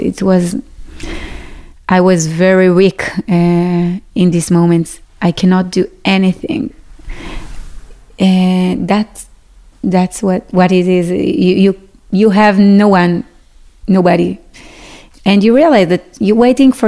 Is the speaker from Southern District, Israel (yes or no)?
yes; Sderot, Southern District, Israel; English is a second language; moved away as an adult; now in Yeruham, Israel; I am from Sderot